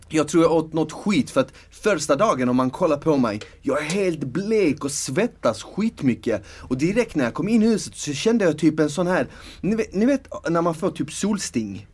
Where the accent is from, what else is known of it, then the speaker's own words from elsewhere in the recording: Malmö, Skåne, Sweden; moved away; när jag var yngre och bodde i Malmö